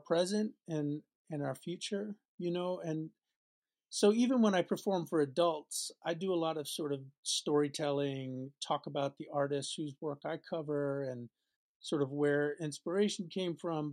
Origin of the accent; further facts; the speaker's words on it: New York, United States; now in Boston, United States; I was born in New York and grew up outside the city in New York City